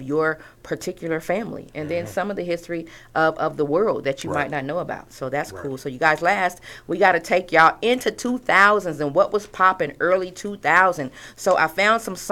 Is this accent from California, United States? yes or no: yes; California, United States; I was Californian